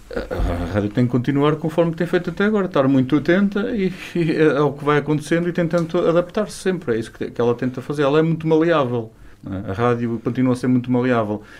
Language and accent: Portuguese; Chaves, Norte, Portugal; moved away; also born or lived in Vila Real; Chaves é... É minha terra.